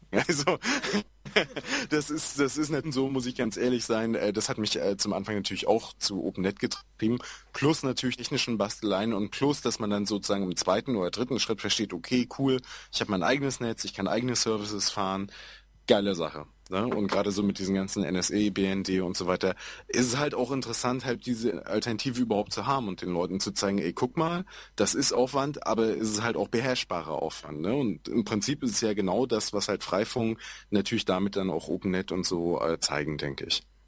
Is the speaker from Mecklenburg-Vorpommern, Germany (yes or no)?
yes; Schwerin, Mecklenburg-Vorpommern, Germany; ich komme halt aus Schwerin, äh, da ist es ganz massiv, ähm, aus so einem hinterletzten Dorf